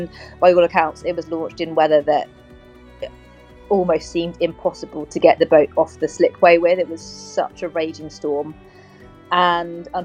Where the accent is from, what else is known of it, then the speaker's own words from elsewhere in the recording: Cornwall, South West England, United Kingdom; I'm a Cornish girl